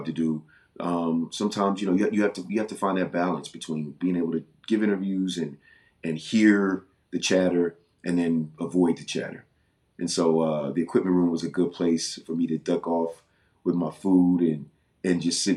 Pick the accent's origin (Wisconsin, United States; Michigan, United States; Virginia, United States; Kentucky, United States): Virginia, United States; moved away as an adult; I'm from Virginia